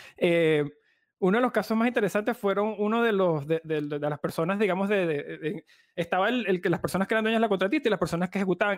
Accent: Venezuela; como venezolanos

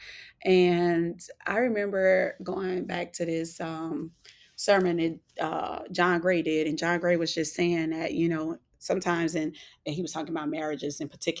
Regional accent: New Orleans, Louisiana, United States; I'm from New Orleans

